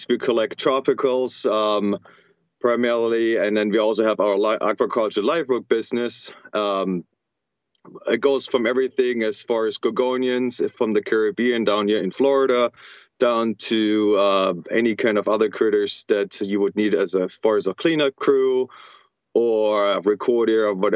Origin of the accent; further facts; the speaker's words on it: Germany; now in United States; I'm originally from Germany